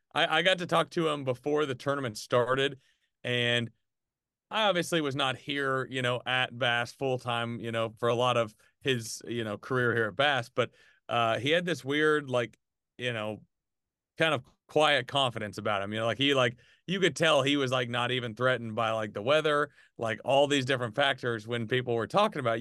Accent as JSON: {"language": "English", "region": "Arkansas", "country": "United States", "tie": "born or raised there", "moved": "yes", "lives_now": "Birmingham, United States", "said": "even since I moved from Arkansas to Birmingham"}